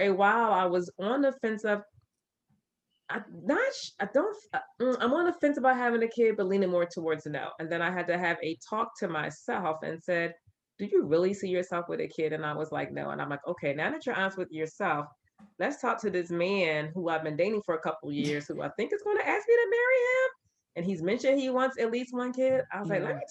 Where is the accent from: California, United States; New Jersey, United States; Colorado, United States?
New Jersey, United States; Camden; growing up in Camden